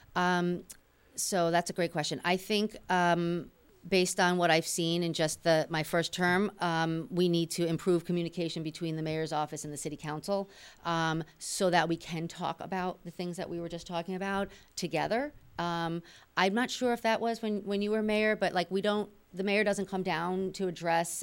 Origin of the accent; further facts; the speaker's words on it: New York City, New York, United States; now in Malden, United States; I was born in the Bronx